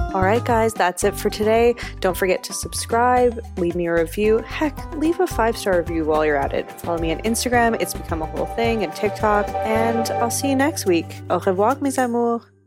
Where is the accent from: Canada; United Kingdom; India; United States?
Canada; I love that I'm from Canada. I have a lot of good feelings towards this country